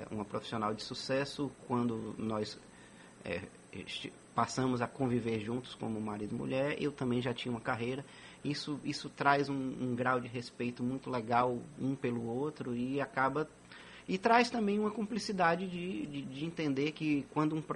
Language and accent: Portuguese; Bahia, Brazil; Sou baiano. Graças a Deus, é um privilégio, sabe?